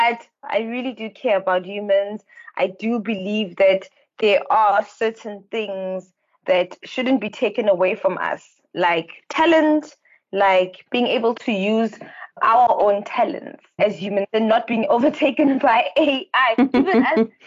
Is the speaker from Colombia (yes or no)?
no; Kimberley, Northern Cape, South Africa; I am from the Northern Cape